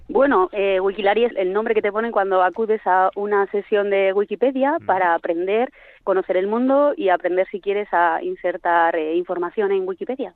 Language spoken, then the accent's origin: Spanish; Ribera de Navarra, Navarre, Spain; now in Vitoria, Spain; la página de mi, de mi pueblo eh, a Sagra, en la Ribera de Navarra